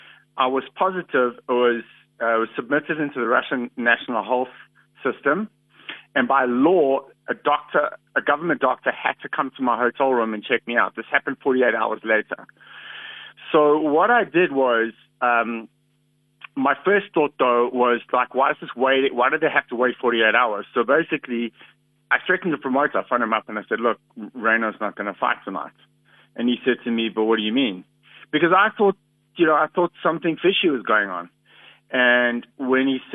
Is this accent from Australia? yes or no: no; South Africa; I'm proudly South African